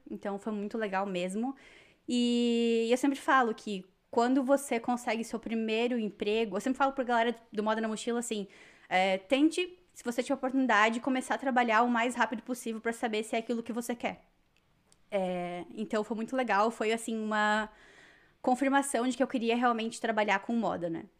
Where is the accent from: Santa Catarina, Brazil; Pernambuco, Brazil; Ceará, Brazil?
Santa Catarina, Brazil; Joinville; moved away as an adult; also born or lived in São Paulo; now in Toronto, Canada; eu sou natural de Joinville, Santa Catarina